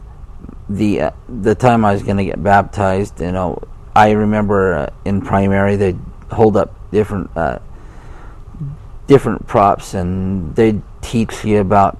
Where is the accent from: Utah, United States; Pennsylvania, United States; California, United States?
Utah, United States; Provo; growing up a lot of my younger life in Provo with my grandpa and grandma